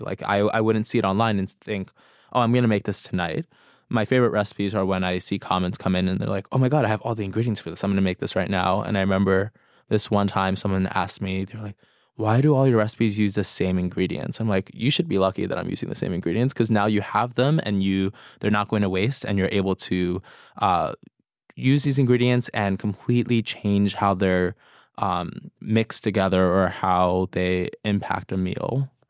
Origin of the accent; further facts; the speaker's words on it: New York City, New York, United States; It's mostly inspired by my experience growing up in New York City and having access to other people's cultures through food, and also the essence of like chosen family.